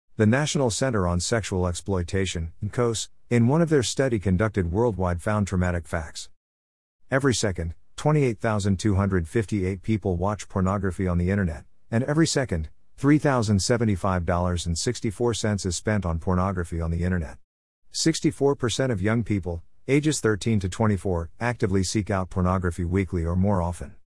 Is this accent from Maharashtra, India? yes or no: yes; Mumbai, Maharashtra, India; I was born and raised in Mumbai, city that never sleeps.